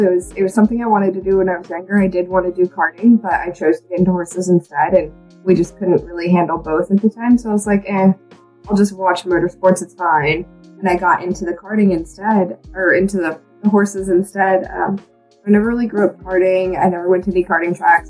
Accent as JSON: {"language": "English", "region": "Texas Hill Country", "country": "United States", "tie": "born or raised there", "said": "growing up in Texas"}